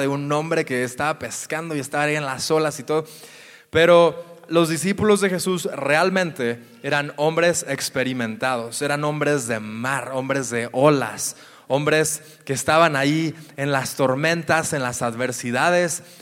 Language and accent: Spanish; near Guadalajara, Jalisco, Mexico; cerca de mi tierra, cerca de Guadalajara